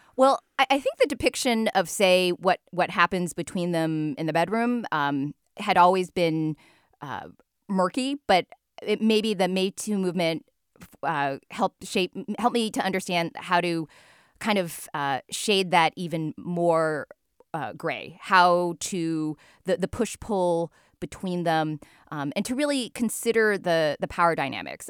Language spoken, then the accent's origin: English; United States; born or raised there